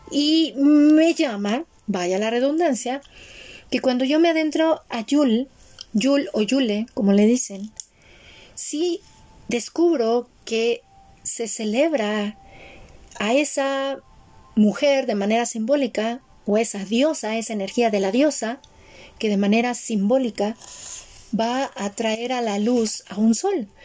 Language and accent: Spanish; Mexico; born there; ok, yo nací en México, estoy aquí, pero ¿por qué me llaman los rituales de otro país?